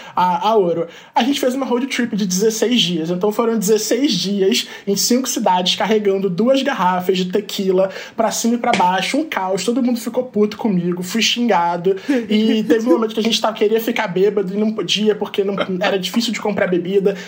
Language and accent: Portuguese; Brazil; como gay, como brasileiro